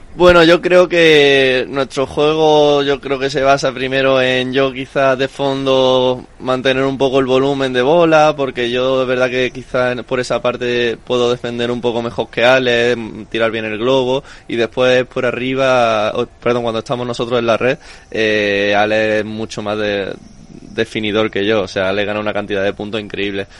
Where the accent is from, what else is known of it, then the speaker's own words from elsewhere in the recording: Málaga, Andalusia, Spain; moved away as an adult; also born or lived in Madrid; somos los dos malagueños, nos conocemos desde pequeños